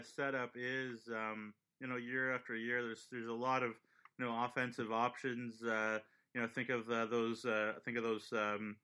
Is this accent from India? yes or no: no; Ontario, Canada; moved away; We're both from Ontario.